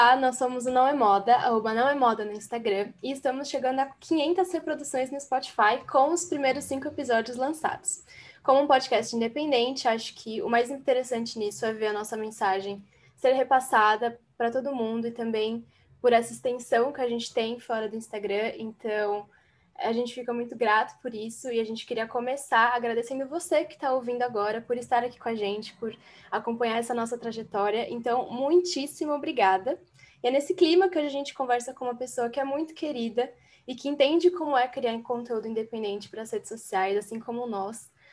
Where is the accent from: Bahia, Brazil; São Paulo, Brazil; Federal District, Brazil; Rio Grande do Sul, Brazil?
São Paulo, Brazil; also born or lived in Guarulhos; eu sou de São Paulo. Aqui está um pouco nublado também, aqui na cidade que eu, eu moro, que é em Guarulhos